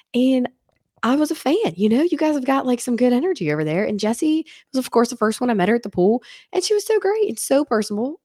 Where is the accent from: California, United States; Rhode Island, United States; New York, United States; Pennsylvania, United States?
Pennsylvania, United States; Washington; moved away; I'm from Washington, Pennsylvania